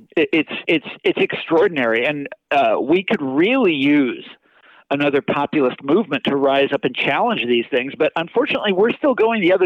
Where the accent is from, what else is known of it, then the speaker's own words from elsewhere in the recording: Kansas, United States; moved away; I'm from Kansas originally.